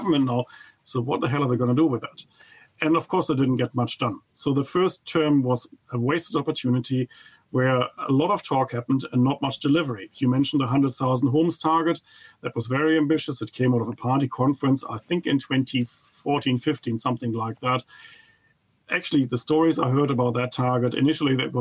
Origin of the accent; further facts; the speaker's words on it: Germany; English is a second language; moved away as an adult; now in New Zealand; I come from Germany, and of course you could never tell from my accent